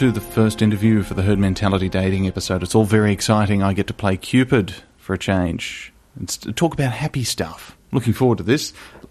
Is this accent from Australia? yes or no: yes; Australia